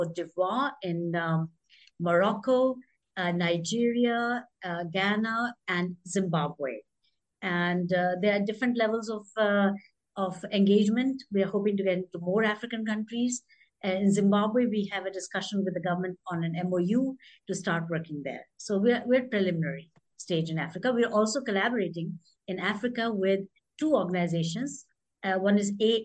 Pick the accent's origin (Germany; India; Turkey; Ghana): India; moved away as an adult; also born or lived in United Kingdom / Washington, D.C., United States; I grew up in India. Then I spent 26 years overseas.